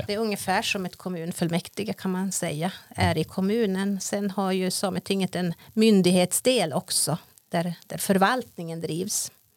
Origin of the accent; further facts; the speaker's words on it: Jingevaerie sameby, Jämtland, Sweden; jag är från Gingeberga sameby, renskötare